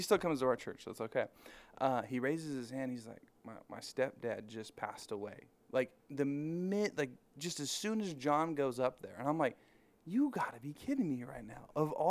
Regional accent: Norco, California, United States; Well, I am from Norco.

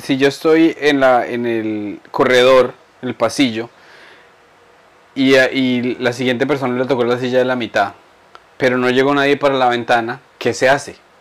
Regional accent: Boyacá, Colombia; yo soy boyacense

